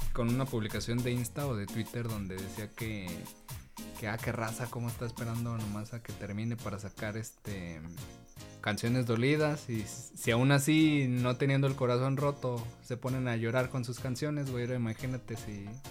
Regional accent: Mexico; nosotros como mexicanos

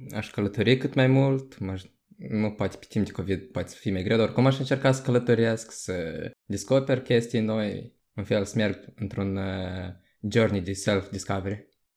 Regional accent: Moldova; moved away as an adult; also born or lived in Portugal; now in Denmark; Până acum am locuit în Moldova în mare parte, doar că m-am născut în Portugalia și primii mei doi ani din viață am trăit acolo

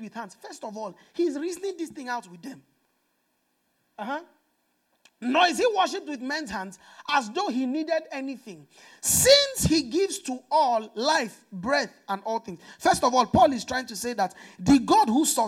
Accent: Nigeria; I'm from Nigeria

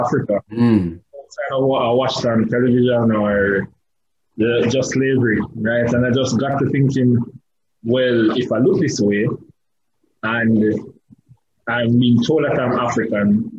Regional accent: Jamaica; I'm a Jamaican, first of all, which is probably something that people wouldn't know, mm-hmm. Or probably realize from the accent.

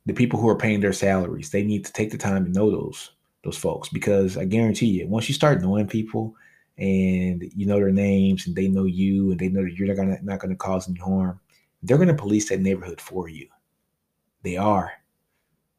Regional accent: Louisiana, United States; I'm from Louisiana

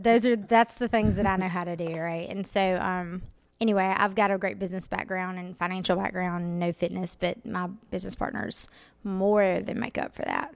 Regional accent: Greensboro, Alabama, United States; I'm from Greensboro, Alabama, originally.

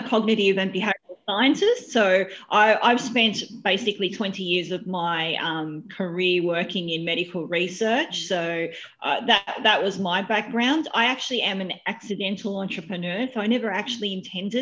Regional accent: Wollongong, New South Wales, Australia; moved away as an adult; now in Sydney, Australia; Born and bred in Wollongong.

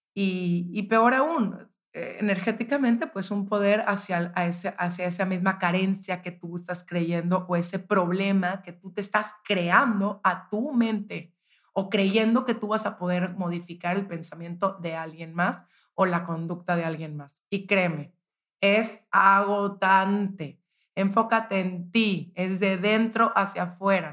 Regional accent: Monterrey, Nuevo León, Mexico; yo soy de Monterrey

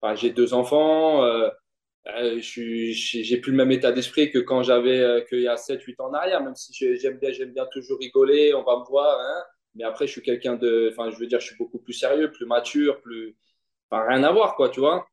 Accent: Vitry-sur-Seine, Île-de-France, France; also born or lived in Longjumeau; une jeunesse heureuse, une jeunesse heureuse à Vitry avec mes potes

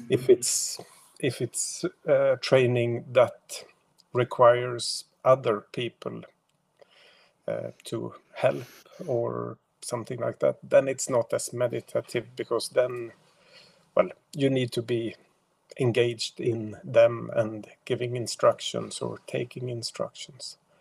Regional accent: Sweden; I am only from Sweden

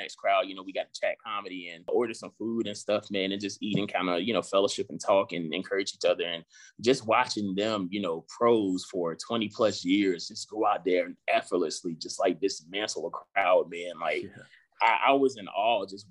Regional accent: Southampton County, Virginia, United States; moved away as an adult; also born or lived in Richmond, Virginia; now in Charlotte, United States; I'm originally from South Hampton County. Like, this doesn't happen to people where I'm from

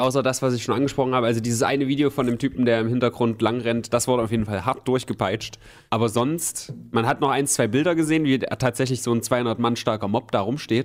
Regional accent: Germany; wer sind wir Deutsche dann noch?

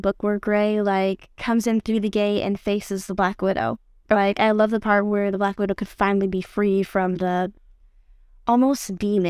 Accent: Longview, Texas, United States; born there; also born or lived in Tatum / Michigan / Daingerfield; I was born in Longview, and we've actually moved around quite a bit. We first started off at Tatum, then we actually moved to Michigan for a while, for about a year and a half, and then we moved back down to Dangerfield.

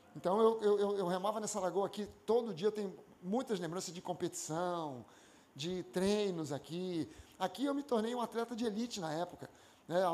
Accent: Rio de Janeiro, Brazil; eu nasci na Tijuca, né? na, na, na usina, sou carioca da Gema

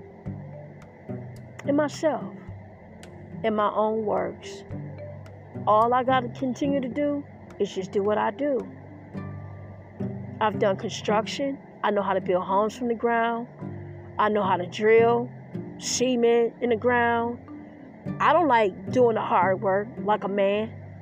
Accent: Detroit, Michigan, United States; I grew up in Detroit, Michigan. I grew up in the Motor City

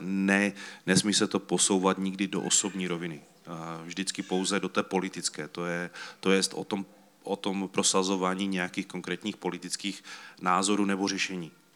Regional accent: Czechia; My jsme Češi

